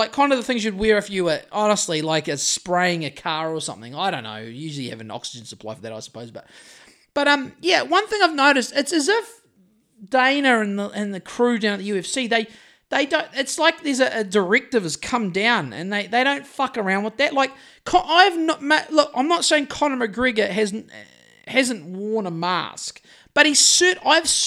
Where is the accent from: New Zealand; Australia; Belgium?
New Zealand; Greymouth, West Coast; I've walked up and down Oxford Street in Sydney a couple of times just to when I was fresh from Greymouth, just to see what all the fracas was about.